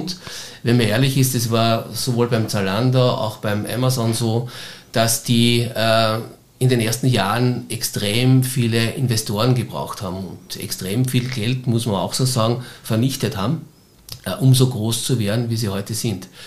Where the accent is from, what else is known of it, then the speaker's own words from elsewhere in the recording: Styria, Austria; now in Vienna, Austria; viele sagen, äh, du als Steirer kannst doch nicht in Wien bei einem Fußballclub quasi Fan sein.